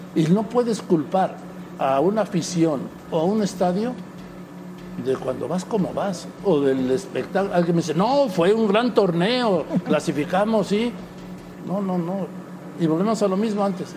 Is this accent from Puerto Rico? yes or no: no; Madrid, Community of Madrid, Spain; yo nací en Madrid